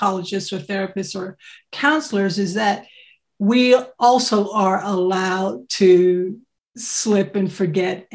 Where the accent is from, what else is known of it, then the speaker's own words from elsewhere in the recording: United States; accent: American; moved away as an adult; now in United Kingdom; I'm American.